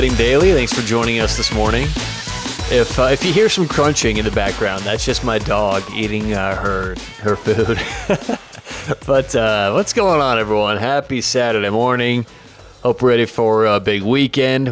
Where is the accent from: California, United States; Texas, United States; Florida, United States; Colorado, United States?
Colorado, United States; Denver; I'm from Denver, as a lot of you know